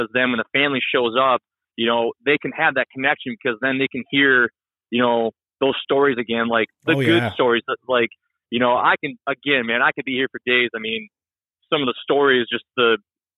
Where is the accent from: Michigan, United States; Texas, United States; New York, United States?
Michigan, United States; I'm from Michigan, so right here in the Saginaw Bay